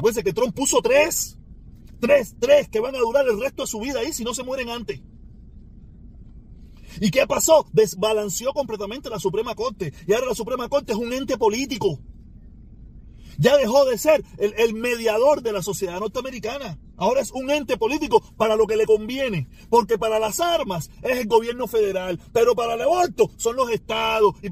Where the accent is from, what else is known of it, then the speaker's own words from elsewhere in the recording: Cuba; now in United States; No somos los cubanos, que somos dos millones.